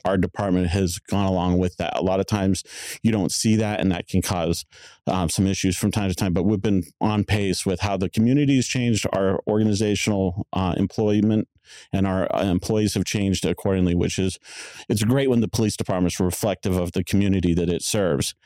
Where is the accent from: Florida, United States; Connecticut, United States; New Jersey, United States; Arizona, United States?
Arizona, United States; Tempe; also born or lived in Monterey, California; I was born in Monterey, California. My parents brought me back to Tempe when I was about four years of age, so I've lived in Tempe my whole life